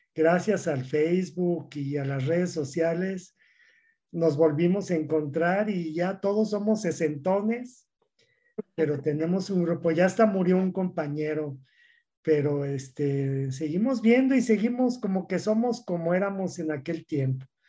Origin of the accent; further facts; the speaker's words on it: Mexico City, Mexico; now in Durango, Mexico; yo soy de la Ciudad de México y soy de una familia grande, somos 10 hermanos